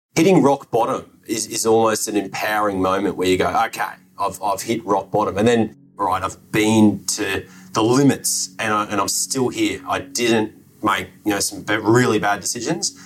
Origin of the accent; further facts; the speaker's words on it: Australia; I'm Australian